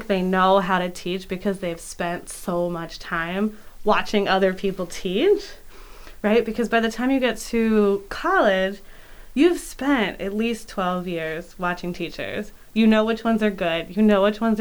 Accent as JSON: {"language": "English", "town": "Philadelphia", "region": "Pennsylvania", "country": "United States", "tie": "born or raised there", "moved": "as an adult", "lives_now": "York, United States", "said": "I grew up in Philadelphia"}